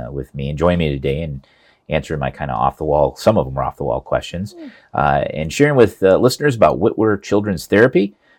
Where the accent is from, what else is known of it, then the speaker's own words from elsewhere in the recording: Hiawatha, Iowa, United States; out in Hiawatha, which is my hometown